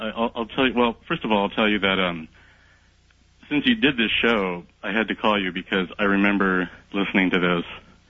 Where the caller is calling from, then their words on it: California, United States; I am calling from Southern California.